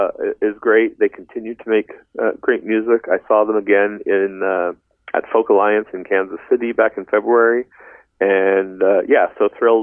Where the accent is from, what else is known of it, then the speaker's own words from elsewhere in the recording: Vancouver, British Columbia, Canada; she was singing about, you know, teen years growing up in Vancouver, and, you know, there was just some certain things that she could, or that I could relate to in those lyrics.